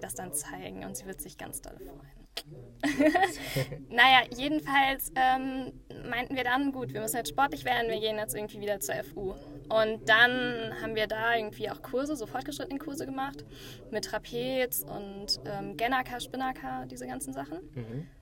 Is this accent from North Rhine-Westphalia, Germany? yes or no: yes; Düsseldorf, North Rhine-Westphalia, Germany; now in Berlin, Germany; Eigentlich aus Düsseldorf